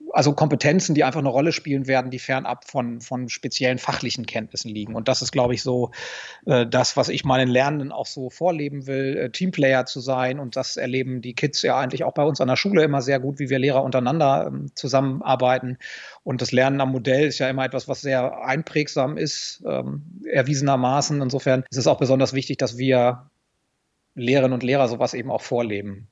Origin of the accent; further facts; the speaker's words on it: Lower Saxony, Germany; Ich komme aus Niedersachsen